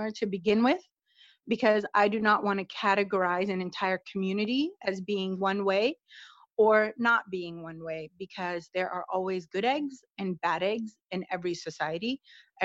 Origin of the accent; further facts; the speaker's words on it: United States; I actually am born and raised in the United States